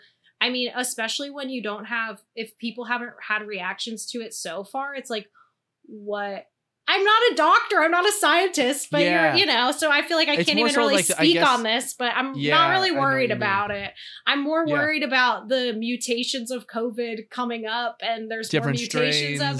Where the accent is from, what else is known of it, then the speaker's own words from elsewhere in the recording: Ohio, United States; now in Los Angeles, United States; I'm from Ohio and my family lives in Pittsburgh